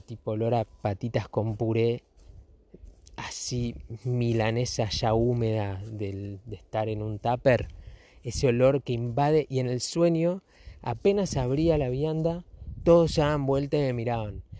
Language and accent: Spanish; Argentina; los fachos somos los argentinos